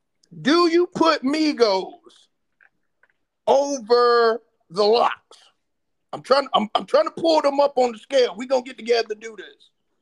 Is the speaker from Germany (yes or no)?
yes; Germany; But when I grew up in Germany, white people were wearing … … hats.